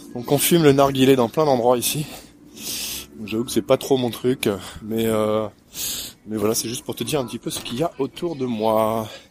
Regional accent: France; je suis français, je voyage dans le coin un petit peu

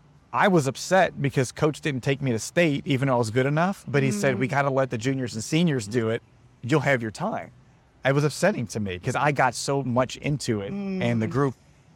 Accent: New Orleans, Louisiana, United States; I grew up in New Orleans

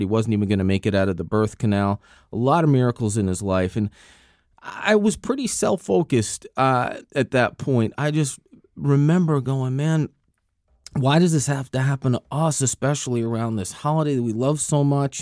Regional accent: New Jersey, United States; I'm from New Jersey.

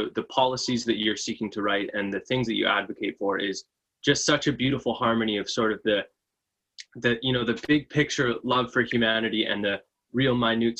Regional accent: Vancouver, British Columbia, Canada; now in Salt Spring Island, Canada; Yeah, I grew up in Vancouver, and now I live on Salt Spring Island.

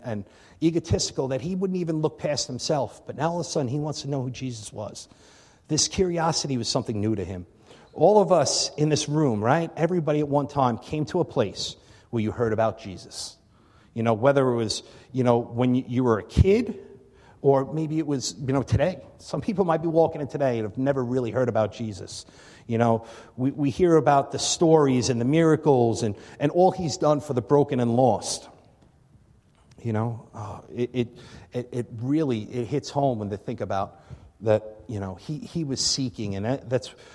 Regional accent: Long Island, New York, United States; moved away as an adult; also born or lived in Albany / Connecticut; now in Buffalo, United States; I'm originally from Long Island. So, you know, I grew up on Long Island

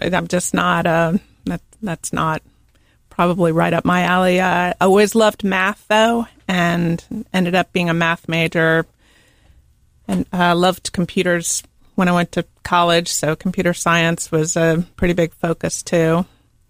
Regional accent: Arlington, Virginia, United States; moved away as an adult; also born or lived in Charlottesville, Virginia / Charlotte, North Carolina; now in Charleston, United States; I am originally from Arlington, Virginia

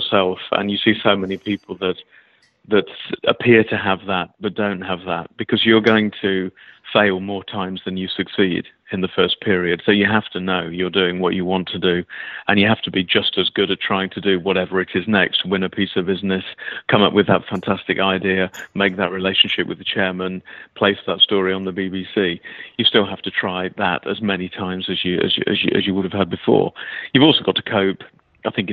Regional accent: United Kingdom

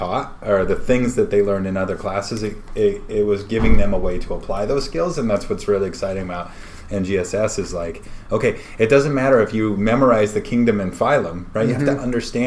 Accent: Montana, United States; I'm a chucklehead from Montana

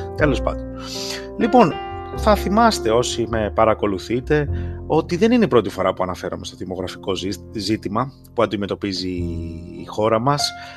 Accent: Greece; moved away as an adult; now in United States; σα μιλώ από τι Ηνωμένε Πολιτείε. Έφυγα από την Ελλάδα τα προηγούμενα χρόνια, εγώ και η γυναίκα μου.

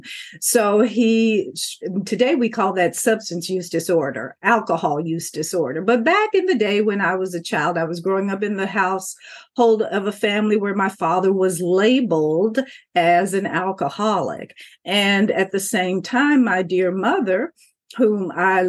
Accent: Kentucky, United States; as a child, I grew up in the Commonwealth of Kentucky

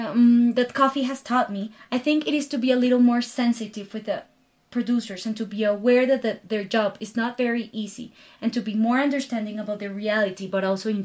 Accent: Galápagos, Ecuador; also born or lived in Guayaquil; I was born in Guayaquil, which is a city of the Ecuadorian coast, but all my life was spent in the Galapagos Island, surrounded by a completely natural environment

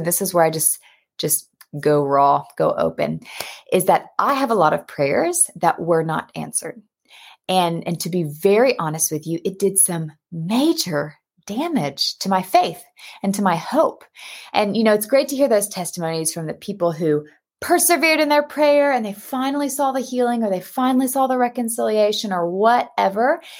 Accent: United States; moved away as an adult; also born or lived in Texas; now in Cape Town, South Africa; you can hear by my accent, though, I'm American

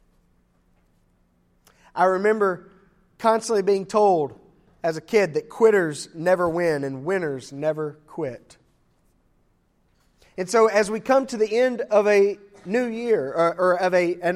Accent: Mississippi, United States; moved away; the camps that I grew up in Mississippi, the AIM camps over there

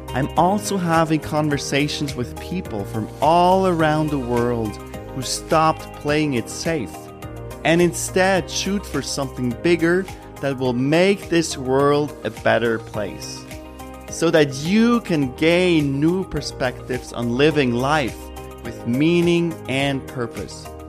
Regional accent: Switzerland; born or raised there

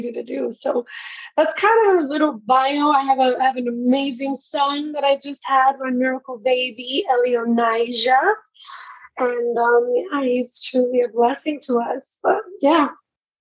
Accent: New York City, New York, United States; now in Orlando, United States; I am from Brooklyn, New York, born and raised of Puerto Rican descent

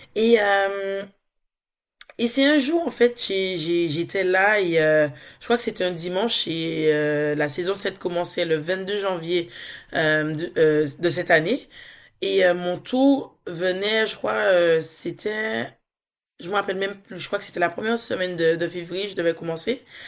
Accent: Dominica; now in France; Je suis dominicaise, donc je viens de l'île de la Dominique.

